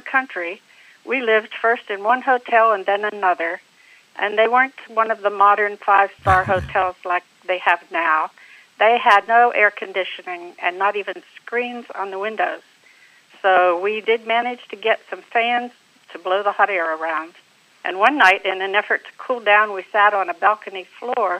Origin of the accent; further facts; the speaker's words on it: Johnstown, Pennsylvania, United States; moved away as an adult; also born or lived in Lincoln, Nebraska / California / Turkey; now in Florida, United States; I was born in Johnstown, Pennsylvania. I live in Florida now. I married my high school sweetheart